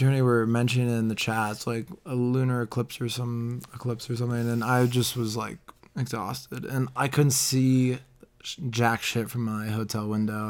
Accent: Denver, Colorado, United States; moved away as an adult; also born or lived in Boston; I tell people I'm from Denver

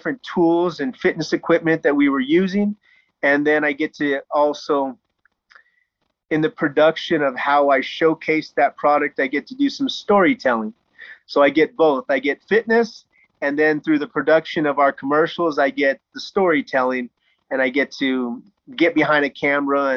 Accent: United States; moved away as an adult; also born or lived in China; Being an American

